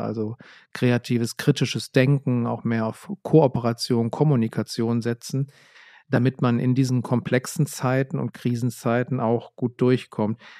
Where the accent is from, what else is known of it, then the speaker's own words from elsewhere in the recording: Essen, North Rhine-Westphalia, Germany; ich bin in Essen zur Schule gegangen und äh, in der Region